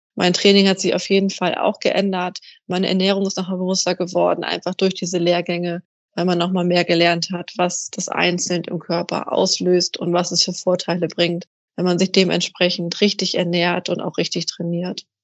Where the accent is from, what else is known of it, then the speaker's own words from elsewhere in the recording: Kiel, Schleswig-Holstein, Germany; ich komme aus Kiel an der Ostsee